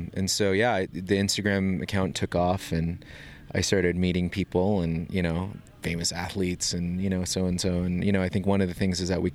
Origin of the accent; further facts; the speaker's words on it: northeastern Arizona, United States; now in Denver, United States; I'm originally from the Navajo Nation in northeastern Arizona.